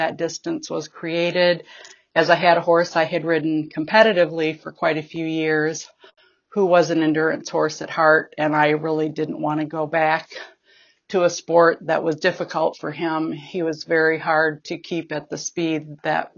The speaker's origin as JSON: {"language": "English", "region": "Midwest", "country": "United States", "said": "I'm from the Midwest region"}